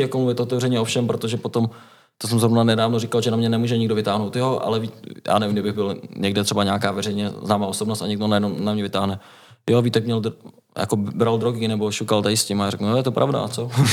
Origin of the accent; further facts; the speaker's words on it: Liberec, Liberec Region, Czechia; now in Most, Czechia; pocházím vlastně z Liberce, dá se říct, no, mám prarodiče v Liberci